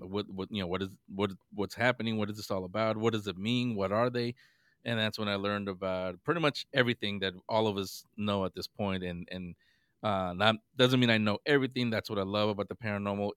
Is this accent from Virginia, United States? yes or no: no; San Francisco, California, United States; I grew up in San Francisco, this was back in San Francisco